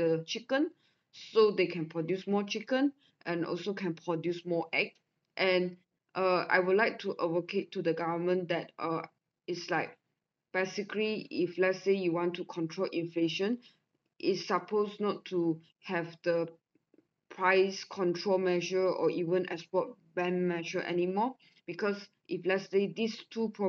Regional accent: Sabah, Malaysia; I'm from Sabah

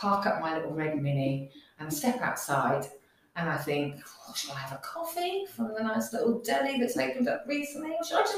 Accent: Northampton, East Midlands, United Kingdom; I'm a local person, so I'm from Northampton

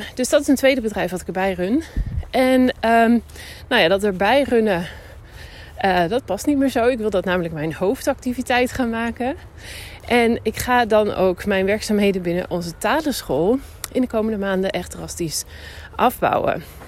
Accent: Netherlands; now in Spain; Ik kom dus uit Nederland

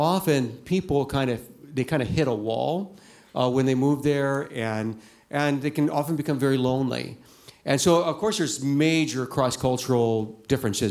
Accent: Ohio, United States; moved away as an adult; also born or lived in Shanghai, China; now in China; I'm from Ohio originally

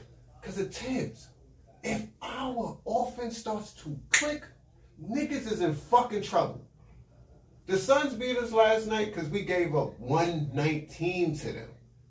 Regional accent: New York City, New York, United States; I'm from Bed-Stuy, Brooklyn. Born and raised in St. Mary's. That ain't even a hospital no more.

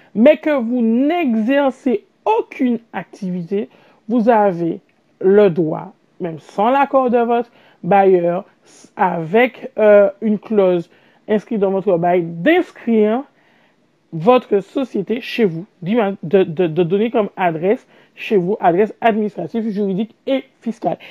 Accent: Martinique; je suis martiniquaise

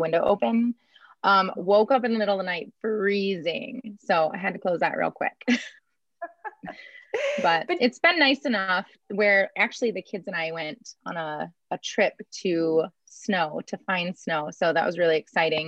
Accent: Chicago, Illinois, United States; me being from Chicago

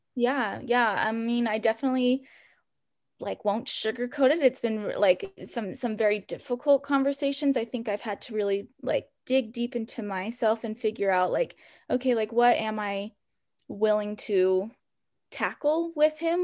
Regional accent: Salt Lake City, Utah, United States; now in Provo, United States; I'm originally from Salt Lake City, so really close to where I live now

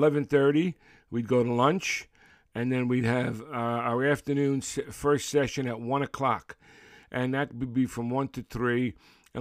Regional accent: Brooklyn, New York, United States; growing up in Brooklyn in the 50s

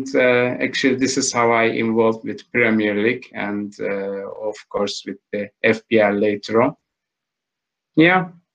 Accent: Istanbul, Turkey; also born or lived in London; I'm from Istanbul.

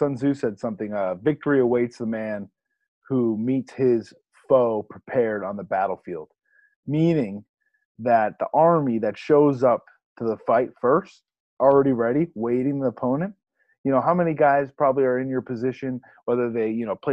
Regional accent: New England, United States; Growing up in New England, we know that full well

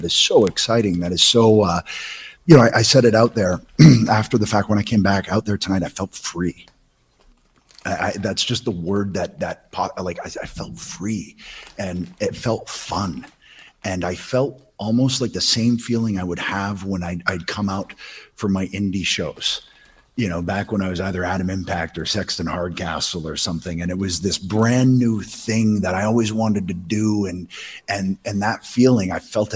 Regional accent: Southern Ontario, Canada; I'm a kid from Southern Ontario

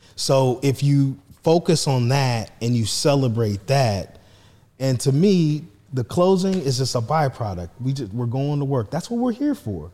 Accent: Marion, Indiana, United States; I'm from Marion High School

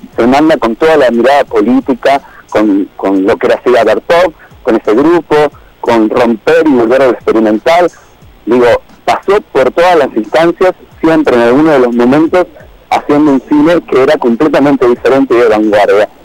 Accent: Argentina; los cinco somos eh, periodistas argentinos

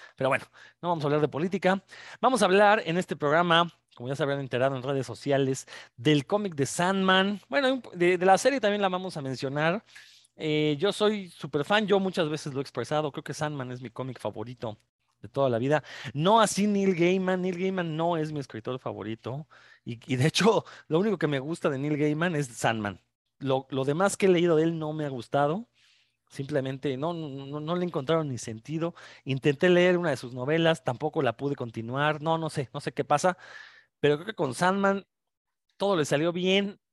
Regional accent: Mexico; uno como mexicano

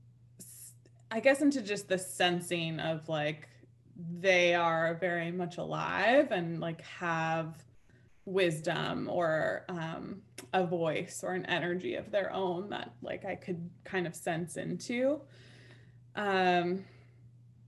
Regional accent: New York City, New York, United States; now in upstate New York, United States; I grew up in Manhattan as a kid

